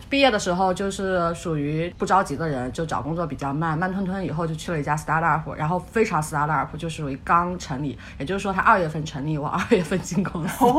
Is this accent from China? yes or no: yes; mountainous area of southeast China, China; also born or lived in Seattle; now in New York, United States; 我来自于中国东南山区，我从小就打hiking，买山片，乱跑